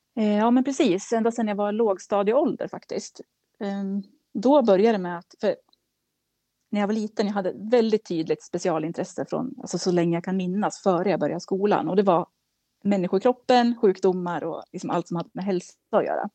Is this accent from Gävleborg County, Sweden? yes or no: yes; Kilafors, Gävleborg County, Sweden; now in Gävle, Sweden; jag, kommer från Kilafors i Hälsingland